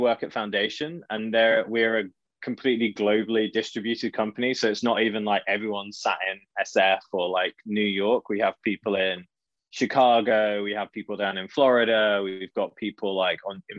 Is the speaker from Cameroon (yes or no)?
no; just outside of Birmingham, West Midlands, United Kingdom; accent: UK accent; moved away as an adult; now in London, United Kingdom; Originally, actually, from like just outside of Birmingham way, like south of Birmingham, now living in London, but only for the last 10 years.